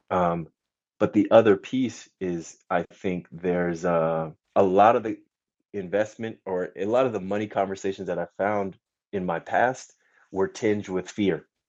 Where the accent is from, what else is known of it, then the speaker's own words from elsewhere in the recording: California, United States; also born or lived in France / Germany / Poland; I was born here along with my two younger brothers um, and grew up out here in California